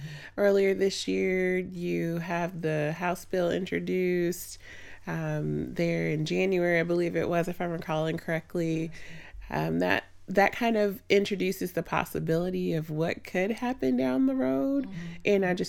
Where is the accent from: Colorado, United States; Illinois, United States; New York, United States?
Illinois, United States; Chicago; now in Indianapolis, United States; I'm originally from Chicago. We moved to the Indianapolis area in the early 90s and did all of my undergrad here in Indiana University.